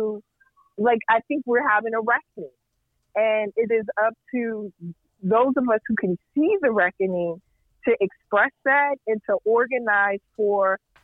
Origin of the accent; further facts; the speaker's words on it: Indiana, United States; now in Chicago, United States; I grew up in Indiana.